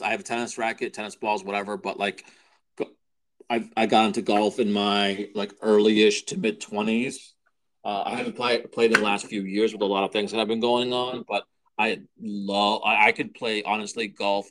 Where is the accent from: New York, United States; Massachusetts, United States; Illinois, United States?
Massachusetts, United States; we're from Massachusetts